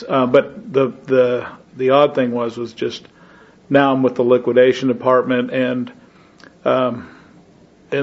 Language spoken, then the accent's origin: English; Nebraska, United States; moved away; my hometown, which is just under 1,000 people in Nebraska